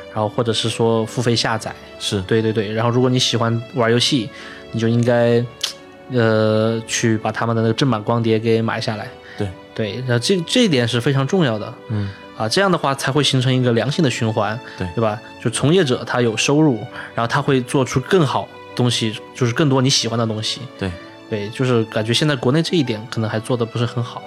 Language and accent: Chinese; China; moved away as an adult; now in Japan; 作为我们作为一个中国人